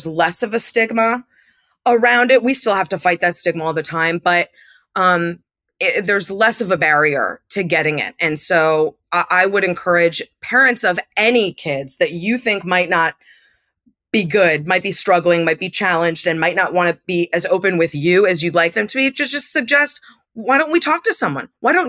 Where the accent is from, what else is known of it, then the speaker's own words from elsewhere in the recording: Andover, Massachusetts, United States; there was a ballet school in town where I grew up in Andover, Massachusetts.